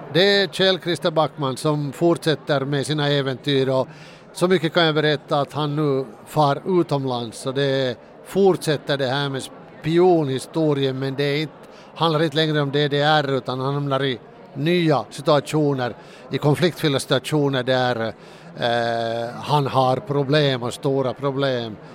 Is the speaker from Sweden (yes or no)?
no; Finland; den där bilden av svensk Finland är ju den att, att vi alla är rika